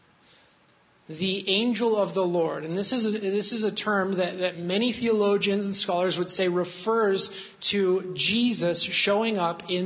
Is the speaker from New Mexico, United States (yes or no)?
yes; New Mexico, United States; I'm from New Mexico.